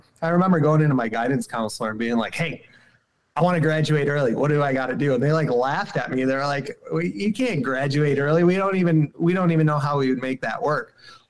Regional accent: Syracuse, New York, United States; I'm from Syracuse, New York City, in central New York. I grew up in the city, did not grow up in the woods. Went to a high school with no windows.

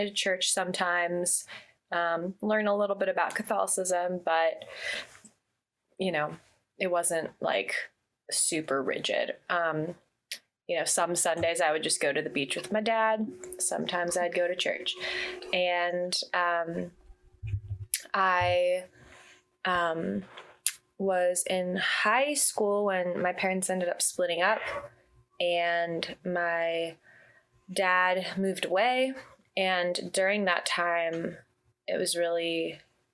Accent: Santa Monica, California, United States; I was born and raised in Santa Monica, California

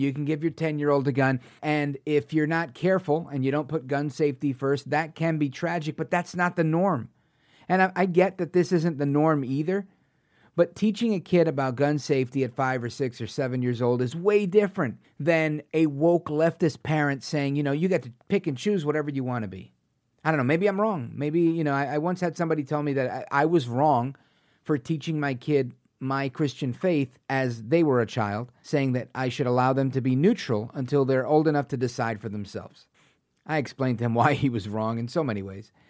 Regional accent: New Jersey, United States; also born or lived in New York; Born and raised in New York, uh, grew up in New Jersey, went to high school here in Jersey.

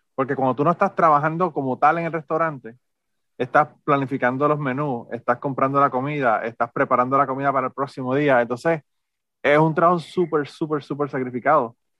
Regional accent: Utuado, Puerto Rico; yo soy de Utuado también

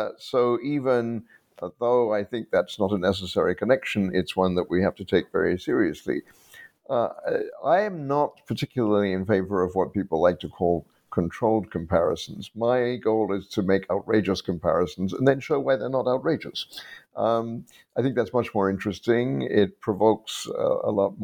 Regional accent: United Kingdom; I grew up in Britain. My background was that of a refugee family

